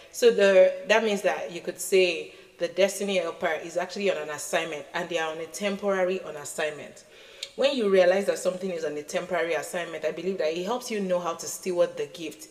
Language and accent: English; Nigeria; As a Nigerian child